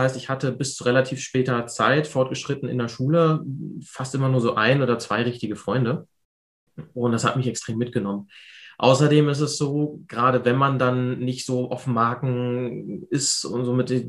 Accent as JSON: {"language": "German", "town": "Hanover", "region": "Lower Saxony", "country": "Germany", "said": "Ich komme aus der Hannover Großstadt, direkt"}